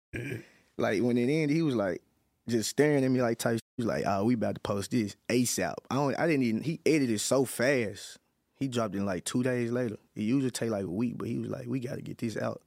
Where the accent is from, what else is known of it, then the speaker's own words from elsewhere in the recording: West Memphis, Arkansas, United States; I'm in West Memphis, Arkansas. I'm not from Memphis